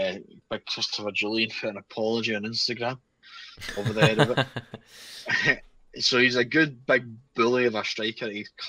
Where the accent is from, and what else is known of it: Falkirk area, Scotland, United Kingdom; born or raised there